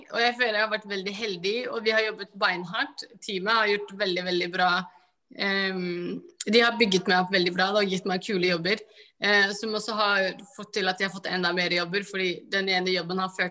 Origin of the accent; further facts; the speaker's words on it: Somalia; alle fargene er fordi jeg er fra Somalia, så i Afrika er vi veldig